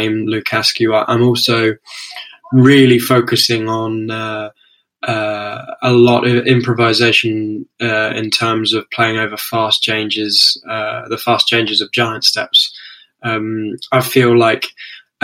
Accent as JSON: {"language": "English", "region": "London", "country": "United Kingdom", "said": "I'm from London, United Kingdom"}